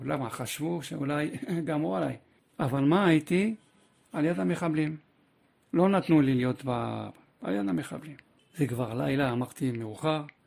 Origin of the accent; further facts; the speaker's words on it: Paris, Île-de-France, France; moved away as an adult; also born or lived in Kfar Saba, Israel; now in Israel; גדלתי בצרפת, אה, בפריס